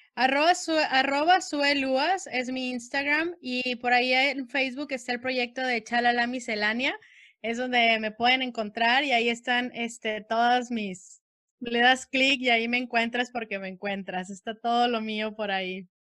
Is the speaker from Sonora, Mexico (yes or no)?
yes; Sonora, Mexico; moved away; also born or lived in Mexicali, Baja California; Soy nacida en Sonora